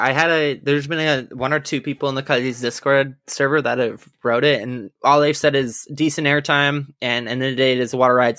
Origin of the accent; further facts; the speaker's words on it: Canada; I am Canadian